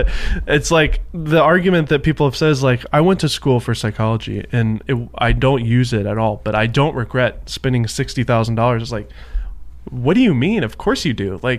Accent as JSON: {"language": "English", "town": "Nashville", "region": "Tennessee", "country": "United States", "moved": "yes", "lives_now": "California, United States", "said": "I say I'm from Nashville"}